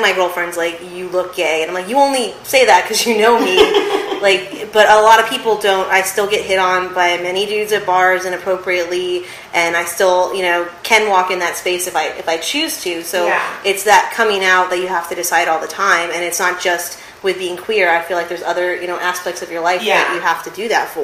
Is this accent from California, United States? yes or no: yes; California, United States; I identify as a lesbian, I'm Jewish, I'm from California.